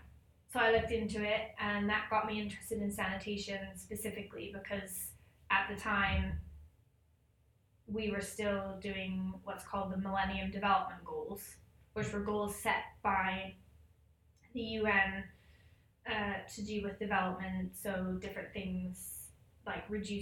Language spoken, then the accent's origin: English; Ecuador; I grew up in Ecuador in South America.